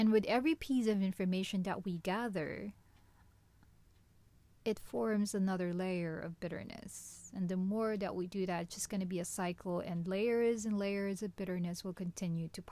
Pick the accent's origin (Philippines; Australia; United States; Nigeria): Philippines; My hometown in the Philippines